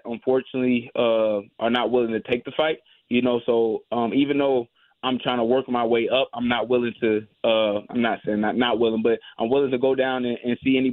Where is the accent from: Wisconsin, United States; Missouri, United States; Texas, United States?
Missouri, United States; St. Louis; I grew up in St. Louis. I was born and raised here from a single mother